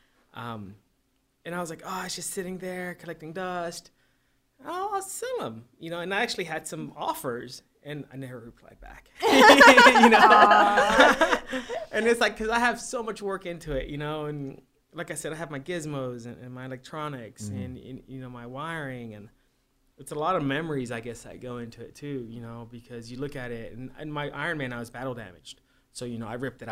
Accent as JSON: {"language": "English", "country": "Puerto Rico", "tie": "born or raised there", "moved": "yes", "said": "I'm from Puerto Rico. I was born there"}